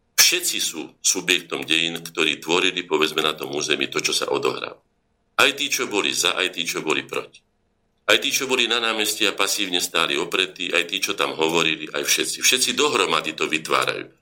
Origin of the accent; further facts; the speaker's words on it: Slovakia; Ja som sa ako Slovak narodil